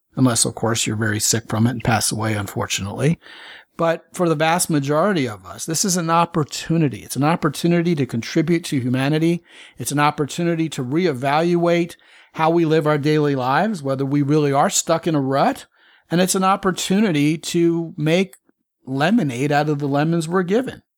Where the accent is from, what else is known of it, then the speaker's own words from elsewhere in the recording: Baltimore, Maryland, United States; growing up in Baltimore